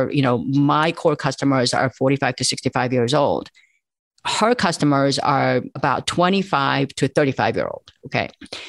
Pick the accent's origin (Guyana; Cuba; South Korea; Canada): South Korea; moved away; I immigrated from South Korea.